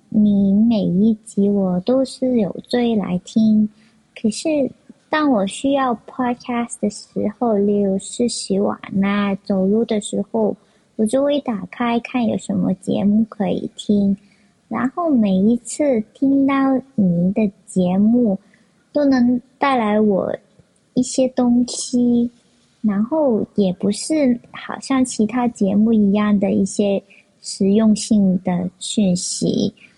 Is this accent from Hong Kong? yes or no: yes; Hong Kong; 我是香港的听众